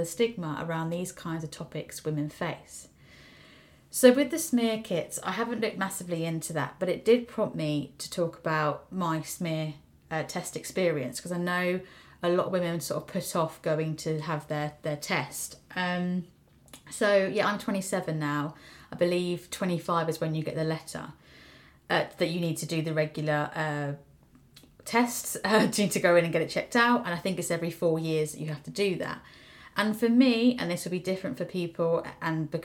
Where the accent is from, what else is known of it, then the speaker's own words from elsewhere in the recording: United Kingdom; as a British person